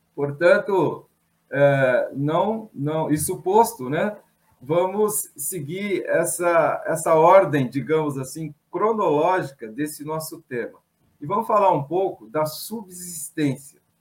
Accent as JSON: {"language": "Portuguese", "region": "São Paulo", "country": "Brazil", "said": "Sou paulistano, tenho 59 anos"}